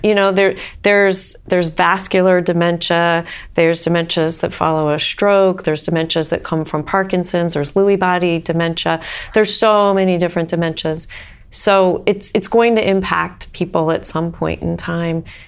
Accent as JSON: {"language": "English", "region": "Northern Ohio", "country": "United States", "tie": "born or raised there", "also_born_or_lived": "Oregon", "moved": "as an adult", "lives_now": "Cincinnati, United States", "said": "I grew up in Northern Ohio"}